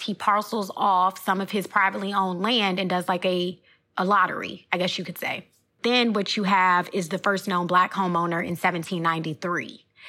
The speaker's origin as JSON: {"language": "English", "town": "Richmond", "region": "Virginia", "country": "United States", "said": "We're from Richmond, Virginia, former capital of the Confederacy."}